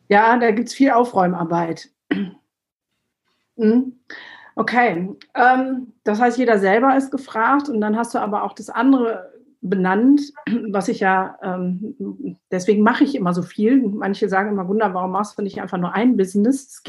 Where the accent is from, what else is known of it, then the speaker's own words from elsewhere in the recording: Turkey; born there; also ich bin in der Türkei geboren, war noch dieser Makel, alle Türken haben Söhne und mein Vater hat drei Töchter